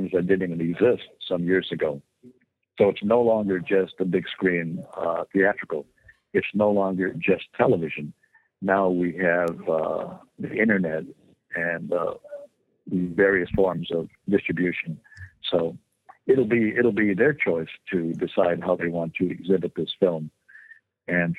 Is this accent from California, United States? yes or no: yes; Santa Barbara, California, United States; my hometown of Santa Barbara